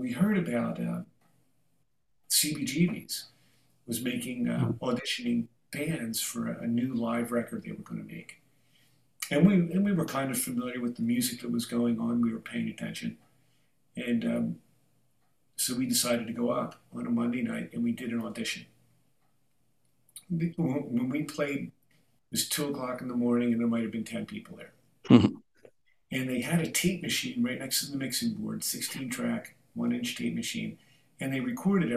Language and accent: English; southern New Jersey, United States; we're from New Jersey, in the southern part of the state